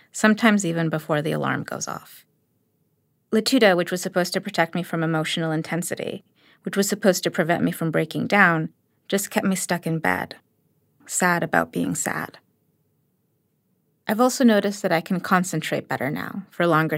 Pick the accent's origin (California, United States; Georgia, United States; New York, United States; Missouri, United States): New York, United States; I grew up in New York under Giuliani